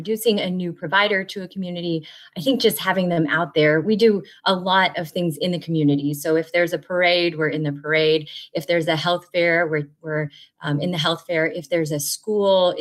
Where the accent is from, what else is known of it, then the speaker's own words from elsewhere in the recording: Fredonia, Kansas, United States; I'm a family physician in Southeast Kansas in a town called Fredonia, a town of about 2,500 people. This is my hometown